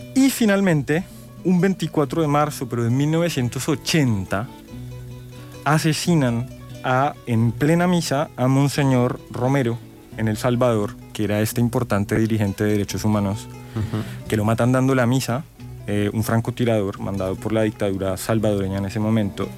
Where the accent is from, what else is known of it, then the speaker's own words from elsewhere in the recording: Colombia; soy colombiana